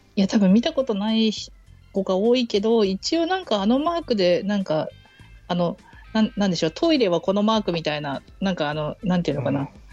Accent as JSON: {"language": "Japanese", "region": "Hokkaido", "country": "Japan", "tie": "born or raised there", "said": "北海道はやっぱり東海よりその経済が回ってないから、導入自動改札機の導入が遅くて、私は結構中学校とかぐらいまで"}